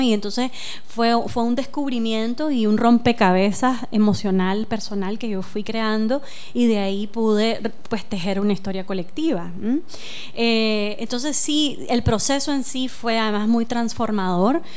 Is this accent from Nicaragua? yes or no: yes; Nicaragua; todos y todas como, como nicaragüenses vivimos la guerra en esa época